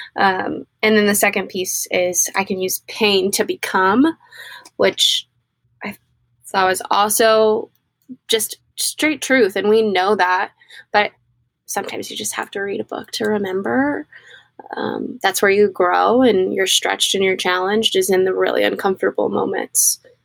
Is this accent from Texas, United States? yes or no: no; Mississippi, United States; I'm from Mississippi